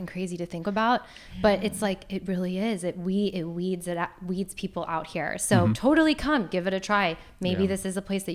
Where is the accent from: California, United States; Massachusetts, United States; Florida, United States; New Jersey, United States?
Florida, United States; Fort Lauderdale; moved away as an adult; now in Los Angeles, United States; I grew up in Fort Lauderdale. I lived in Florida, I'd say 21 years of my life